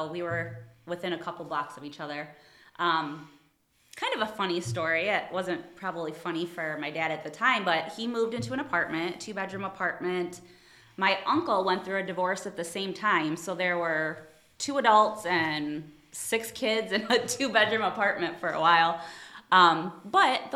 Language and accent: English; Toledo, Ohio, United States; I grew up in Toledo, Ohio. I was born and raised.